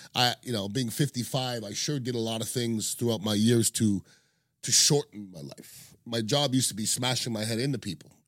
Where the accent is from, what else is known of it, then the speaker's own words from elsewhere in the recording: Montreal, Quebec, Canada; moved away; I'm from Montreal, Canada